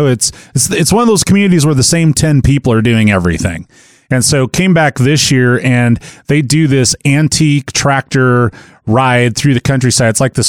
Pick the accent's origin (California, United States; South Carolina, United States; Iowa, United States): Iowa, United States; Peterson; moved away; So I'm originally from Northwest Iowa, a little farm town called Peterson, Iowa, about 350 people. And I think that may include some livestock. But I was the fifth or maybe sixth generation to live there. And so it's lots and lots of family roots.